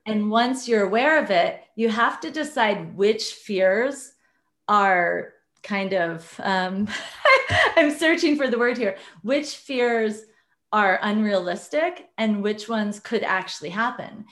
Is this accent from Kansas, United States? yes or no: no; Iowa, United States; I grew up in Iowa, very conservative family.